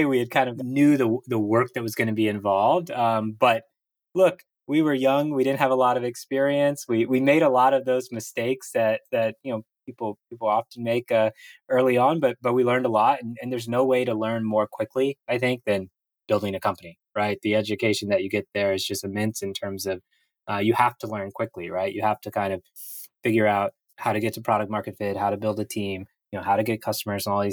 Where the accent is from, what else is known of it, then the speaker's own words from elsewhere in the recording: Corpus Christi, Texas, United States; moved away as an adult; now in New York City, United States; I grew up in Corpus Christi, Texas, a smaller town in South Texas, and lived there my whole life until I actually went to school in New York City